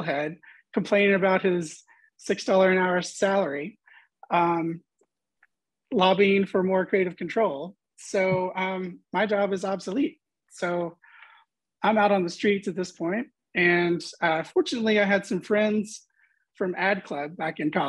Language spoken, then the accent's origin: English; Hot Springs, Arkansas, United States; moved away as an adult; also born or lived in Little Rock, Arkansas / Dallas, Texas; I grew up in Hot Springs